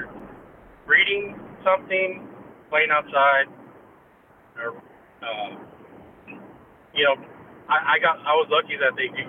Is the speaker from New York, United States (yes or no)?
no; Donna, Texas, United States; first language English; also born or lived in Weslaco, Texas; I was born in Weslaco, and pretty much went back and forth between Donna and Weslaco up until actually first grade